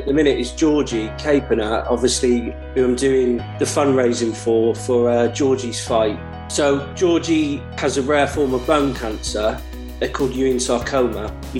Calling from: Stoke-on-Trent, West Midlands, United Kingdom; I'm currently joining you from Stoke-on-Trent.

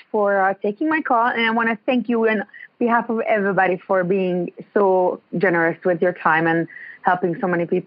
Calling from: Ontario, Canada; I'm in Ontario.

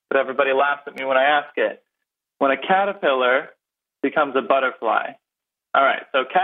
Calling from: San Diego, California, United States; from San Diego, California.

